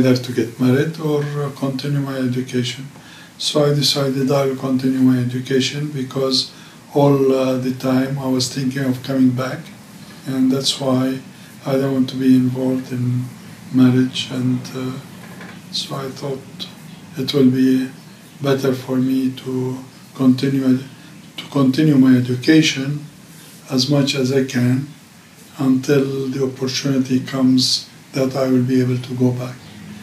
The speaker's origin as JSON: {"language": "English", "town": "Jerusalem", "country": "Palestine", "tie": "born or raised there", "also_born_or_lived": "Egypt / Lebanon", "said": "I was born in Jerusalem back in 1946, 2 years before the Palestinian Nakba in 1948. And I was born here in Talbiya, not far away from here."}